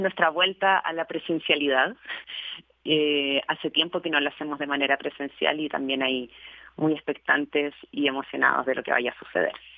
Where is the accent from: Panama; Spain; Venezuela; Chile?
Chile; now in Mexico; yo soy chilena, en este país, al encontrarme en este país viviendo